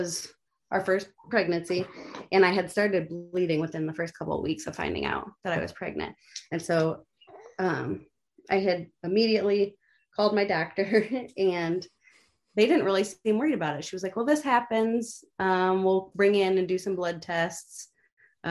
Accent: Sandusky, Ohio, United States; I was born in Sandusky

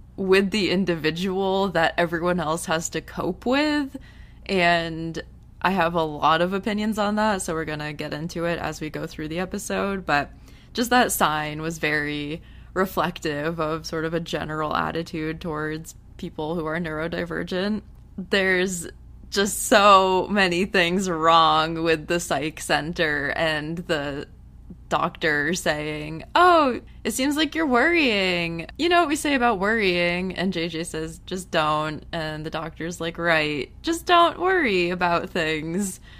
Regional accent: United States; coming from an American where it's pretty bad here, too

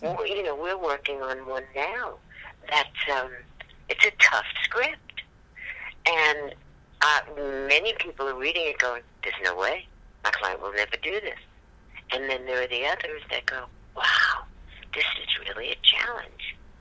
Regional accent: New York City, New York, United States; I grew up in Brooklyn, New York, um, and um, I grew up on the um, Upper West Side

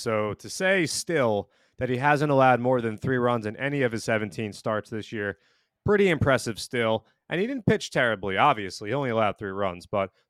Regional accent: Marlboro, New Jersey, United States; I did grow up kind of far from Citi Field, growing up in Marlboro, New Jersey

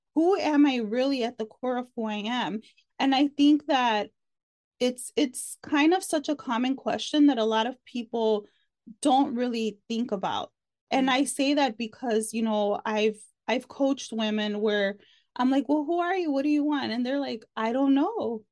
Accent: Chicago, Illinois, United States; moved away as an adult; now in Texas, United States; I'm originally from Chicago, but I've been here for almost two years

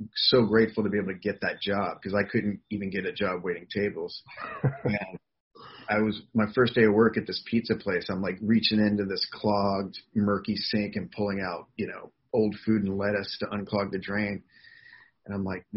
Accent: outside of Atlanta, Georgia, United States; moved away as an adult; now in Los Angeles, United States; I grew up outside of Atlanta, so, you know, it's a city

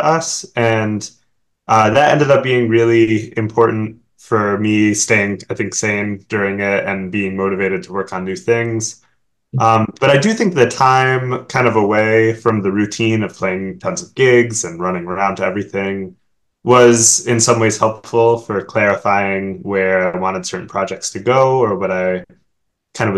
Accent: Oak Park, Illinois, United States; also born or lived in Oberlin, Ohio / Washington, D.C. area; I grew up outside of Chicago in the suburb called Oak Park

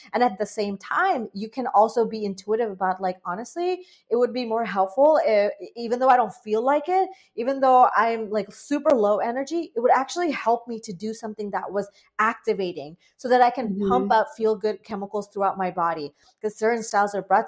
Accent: Bangladesh; now in United States; I'm an immigrant to the United States. I grew up in Bangladesh for, you know, many years.

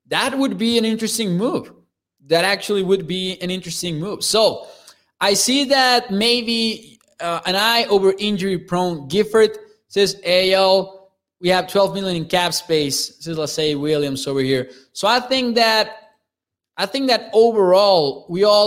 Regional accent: Mexico; my hometown here in Mexico

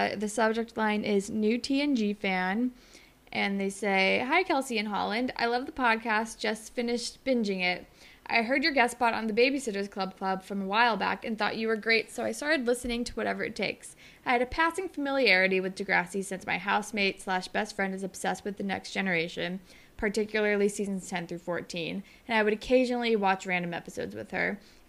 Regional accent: Australia; I'm Australian, so I can't even blame it on New Jersey.

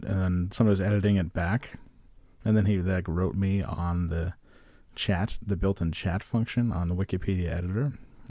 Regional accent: Virginia Beach, Virginia, United States; Also, guys, I'm from Virginia Beach, not the Midwest. It's basically the same.

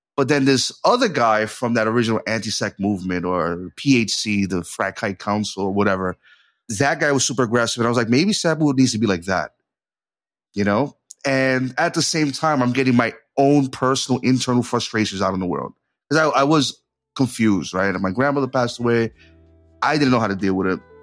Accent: New York City, New York, United States; I was from New York City

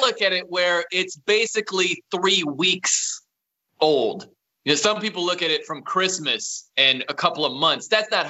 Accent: South Bend, Indiana, United States; moved away as an adult; also born or lived in Fresno / Nashville / Albany, New York / Los Angeles; I'm from South Bend, Indiana. That's where I grew up.

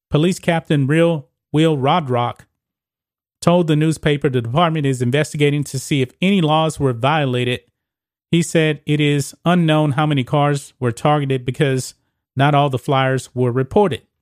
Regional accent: Texas, United States; my home state

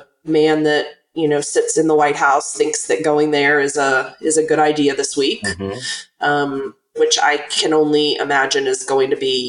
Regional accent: Virginia's 10th district, United States; I was born and raised in Virginia's 10th district, which is adjacent to the district that Qasem is running to win this year.

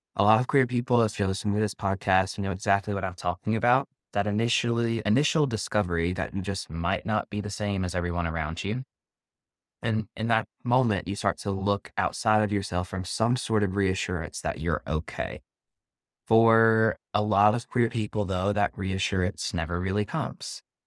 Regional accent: the South, Southern United States, United States; accent: Southern; now in New York, United States; my Southern accent

